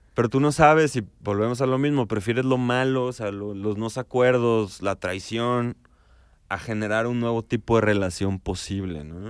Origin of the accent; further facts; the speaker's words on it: León, Guanajuato, Mexico; también somos de provincia, somos de León